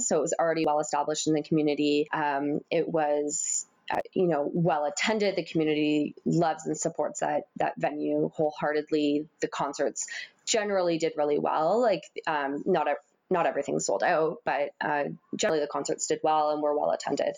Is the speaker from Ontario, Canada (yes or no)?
yes; Windsor, Ontario, Canada; now in Toronto, Canada; I grew up in Windsor, Ontario